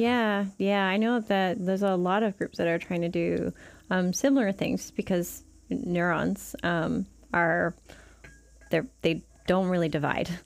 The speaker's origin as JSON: {"language": "English", "country": "Canada", "also_born_or_lived": "Seattle", "moved": "as an adult", "lives_now": "New Zealand", "said": "I'm from Canada"}